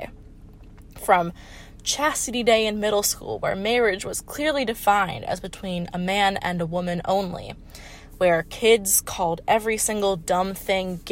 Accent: Hollywood, Florida, United States; moved away as an adult; now in Ohio, United States; I am from Hollywood, Florida, very far from Ohio

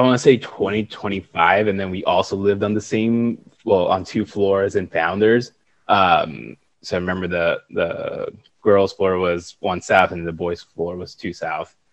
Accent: Puerto Rico; moved away as an adult; also born or lived in Ohio; born and raised in Puerto Rico

